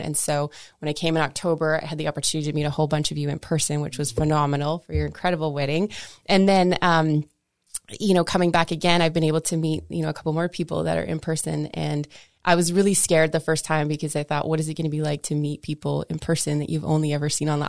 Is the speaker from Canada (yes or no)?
yes; Canada; I'm metric, right? I'm Canadian